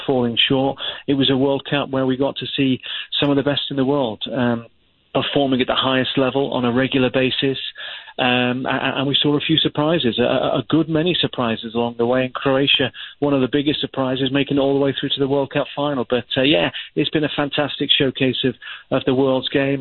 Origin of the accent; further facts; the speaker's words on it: England, United Kingdom; an Englishman